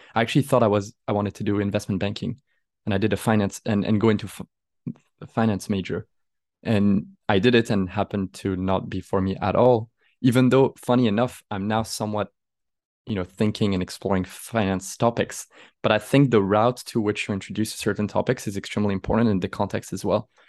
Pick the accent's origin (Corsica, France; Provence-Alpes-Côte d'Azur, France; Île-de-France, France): Provence-Alpes-Côte d'Azur, France; Aix-en-Provence; moved away as an adult; now in Paris, France; I'm originally from Aix-en-Provence